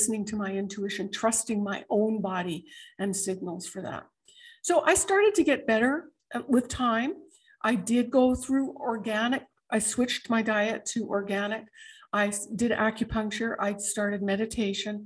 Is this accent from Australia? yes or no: no; Canada; moved away as an adult; now in United States; I'm a Canadian born American